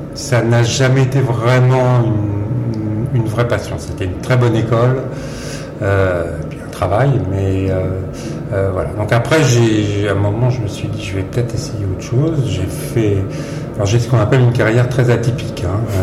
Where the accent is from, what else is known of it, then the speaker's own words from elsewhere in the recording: Versailles, Île-de-France, France; j'ai grandi à Versailles, dans les Yvelines